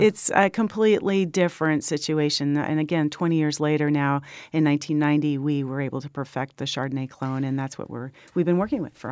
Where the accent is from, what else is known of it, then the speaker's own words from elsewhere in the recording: Willamette Valley, Oregon, United States; also born or lived in Los Gatos, California; I was born in Los Gatos, and um, my little sister and my little uh, my older brother and I were sort of packed along in the station wagon as we headed north, and we found ourselves in the Willamette Valley in 1969